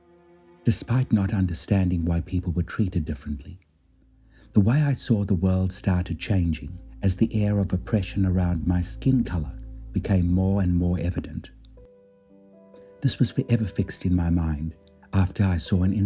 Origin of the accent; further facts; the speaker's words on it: South Africa; Life as a young boy growing up in South Africa